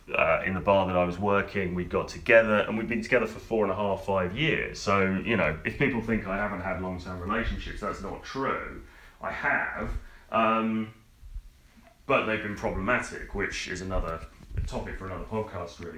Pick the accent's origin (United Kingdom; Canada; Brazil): United Kingdom; also born or lived in London; I'm a British guy. I'm standing in an apartment in in London